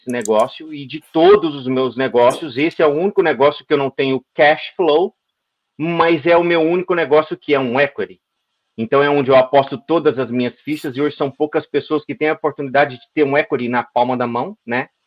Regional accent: Patrocínio, Minas Gerais, Brazil; Sou de Patrocínio, Minas Gerais, uma cidade aí do interior do Triângulo Mineiro.

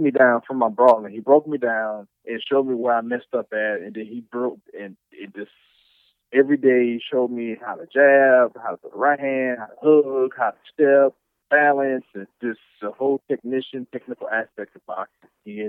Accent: Chicago, Illinois, United States; also born or lived in Eufaula / New Orleans; born and raised in Chicago, raised in Eufaula, raised in New Orleans, raised in pretty much everywhere.

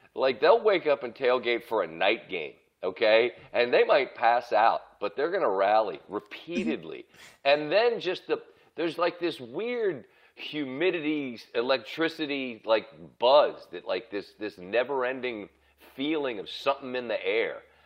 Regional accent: Maryland, United States; I'm from Maryland

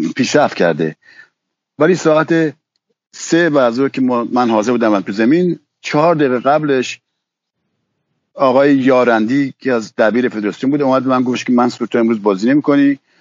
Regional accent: Iran; moved away as an adult; now in France; خودم از ایران اومدم بیرون و اومدن به فرانسه

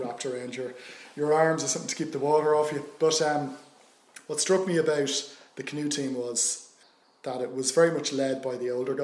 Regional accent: Dublin, Leinster, Ireland; grew up in Booterstown, South County Dublin, back in the 70s

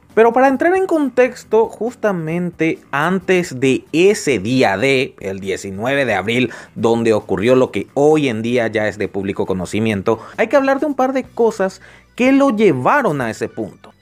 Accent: Paraguay; Acá en mi país, Paraguay

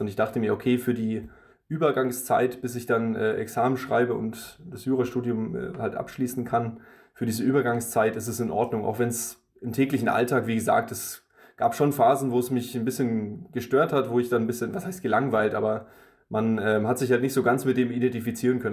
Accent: Germany; also born or lived in Russia; ich bin ja in Russland geboren und dann relativ zeitig schon nach Deutschland ähm, gezogen

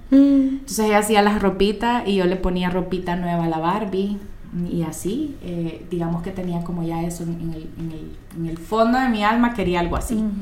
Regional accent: Moscow, Russia; born there; Nosotros nacimos en Moscú con mi hermana, la pusimos la tienda hace tres años y medio.

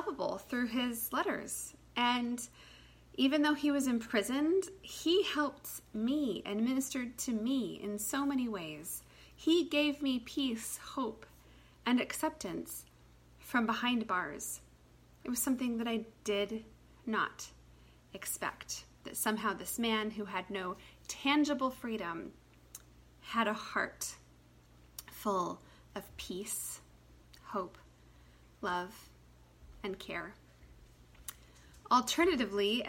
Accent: United States; as an American person

